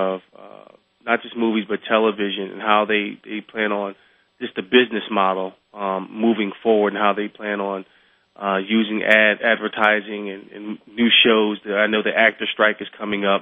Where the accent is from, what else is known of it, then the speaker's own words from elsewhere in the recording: Philadelphia, Pennsylvania, United States; I'm from Philadelphia.